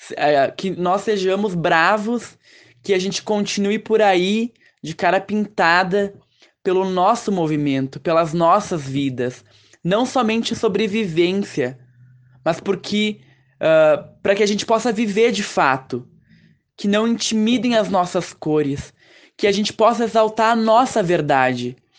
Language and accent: Portuguese; Caxias do Sul, Rio Grande do Sul, Brazil; sou aqui de Caxias do Sul